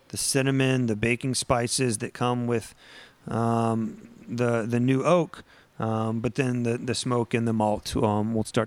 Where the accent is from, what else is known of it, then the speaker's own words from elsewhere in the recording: Texas, United States; growing up in Texas